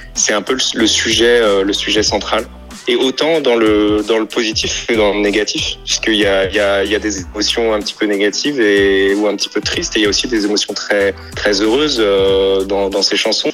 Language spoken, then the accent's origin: French; Paris, Île-de-France, France; je suis parisien